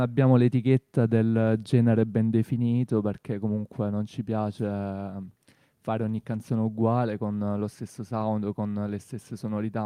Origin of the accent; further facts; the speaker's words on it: Torre Santa Susanna, Apulia, Italy; moved away as an adult; now in Bari, Italy; io di Torre Santa Susanna, un paese nella provincia di Brindisi sperduto